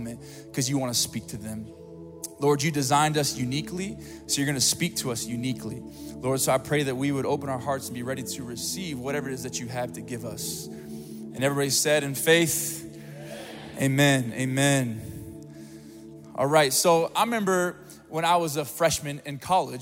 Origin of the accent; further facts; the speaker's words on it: Springfield, Missouri, United States; I'm from Springfield, Missouri, not a lot to do there